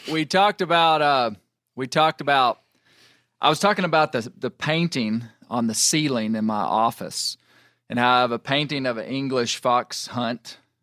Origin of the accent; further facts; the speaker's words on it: United States; as a American houndsman